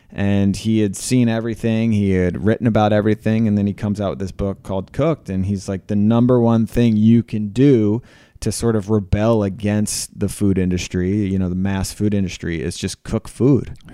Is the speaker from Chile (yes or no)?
no; Philadelphia, Pennsylvania, United States; I thought I was from Philadelphia